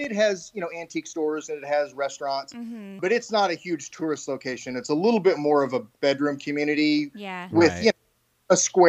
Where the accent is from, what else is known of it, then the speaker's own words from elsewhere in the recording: Texas, United States; moved away as an adult; also born or lived in Houston, Texas / Austin, Texas; now in Ozark, Missouri, United States; I grew up in Texas. I was born in Houston. I went to high school in Austin and kind of bounced around a little bit before and after those all around Texas. Lived in places like Nacogdoches, and San Marcos in the Dallas Metroplex area.